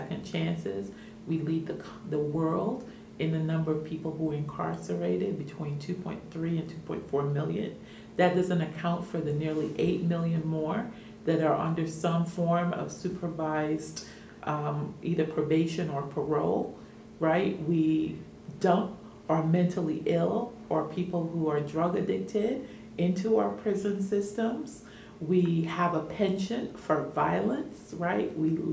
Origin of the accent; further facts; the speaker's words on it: New York, United States; moved away; also born or lived in Caribbean / Washington, D.C. / Miami; I come from the Caribbean, but I grew up in New York and went to school in D.C. and Miami